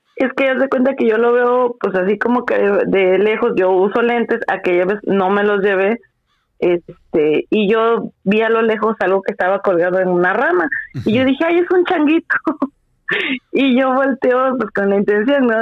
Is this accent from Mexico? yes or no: yes; Veracruz, Mexico; cómo somos los, los jarochos